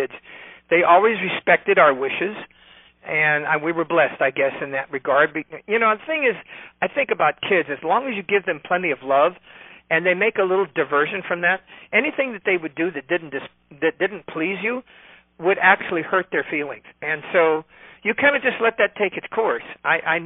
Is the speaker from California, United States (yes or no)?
yes; California, United States; I'm from California